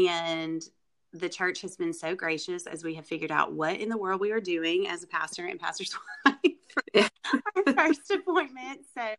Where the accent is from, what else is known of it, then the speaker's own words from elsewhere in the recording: Arkansas, United States; also born or lived in Mississippi; now in Noxapater, United States; I am originally from Arkansas. A lot of people may not know that, but I have moved to Mississippi. I guess I moved in, 2002, and have been here ever since. I married a Mississippi boy.